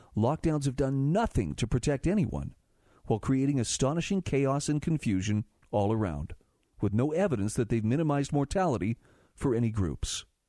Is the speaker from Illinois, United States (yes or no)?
no; Utah, United States; my home state of Utah